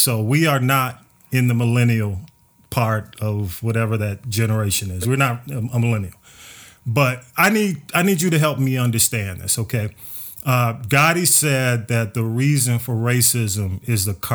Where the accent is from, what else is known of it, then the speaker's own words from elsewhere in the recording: Atlanta, Georgia, United States; I was on North Avenue